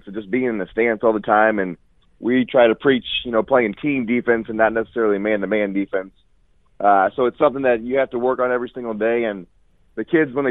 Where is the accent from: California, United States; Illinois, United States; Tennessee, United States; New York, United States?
Illinois, United States; Corn Belt Conference area, central; I grew up in the Corn Belt Conference